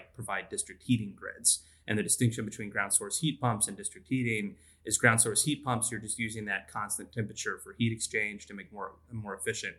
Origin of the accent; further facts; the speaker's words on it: Texas, United States; also born or lived in Tulsa, Oklahoma; So I'm from Texas. I grew up in Texas